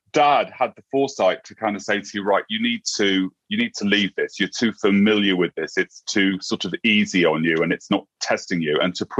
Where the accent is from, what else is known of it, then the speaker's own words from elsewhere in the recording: Lincolnshire, East Midlands, United Kingdom; also born or lived in America; now in London, United Kingdom; So I'm originally from Lincolnshire.